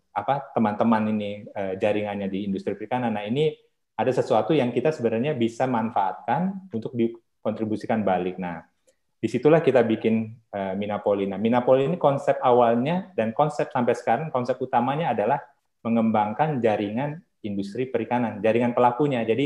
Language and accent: Indonesian; Bandar Lampung, Lampung, Indonesia; saya dari Bandar Lampung